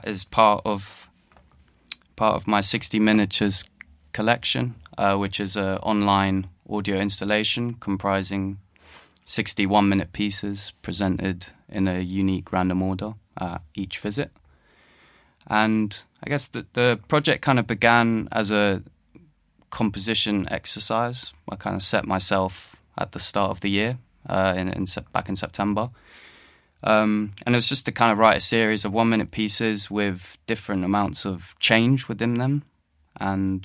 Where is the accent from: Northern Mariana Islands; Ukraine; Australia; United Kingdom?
United Kingdom; London; I was born and based in London. I grew up in London